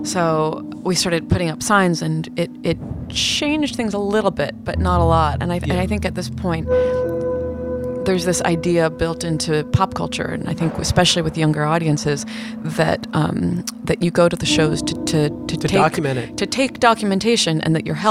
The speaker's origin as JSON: {"language": "English", "region": "New York", "country": "United States", "said": "being a New Yorker"}